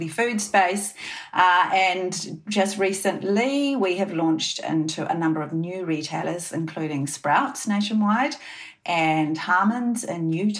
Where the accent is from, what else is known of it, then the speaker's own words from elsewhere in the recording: New Zealand; we're two girls from New Zealand.